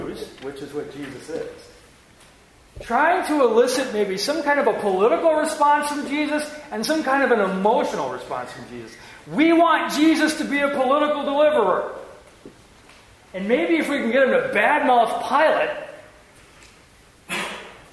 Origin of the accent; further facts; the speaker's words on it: Wisconsin, United States; we're all from Wisconsin.